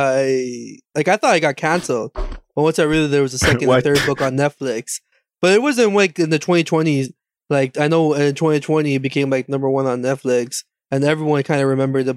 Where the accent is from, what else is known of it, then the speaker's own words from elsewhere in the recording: Canada; I'm Canadian